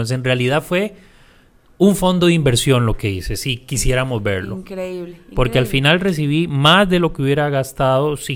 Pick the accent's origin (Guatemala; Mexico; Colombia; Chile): Chile; Punta Arenas, Magallanes; En aquel momento yo vivía en Punta Arenas y de donde soy, por supuesto.